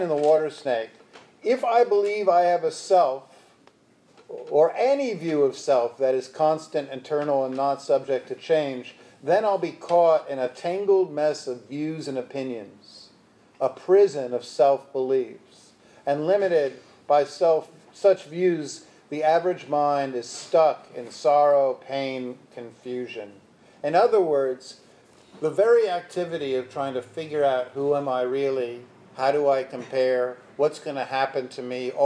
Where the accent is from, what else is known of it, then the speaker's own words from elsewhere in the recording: New York City, New York, United States; I'm from Brooklyn, Brooklynite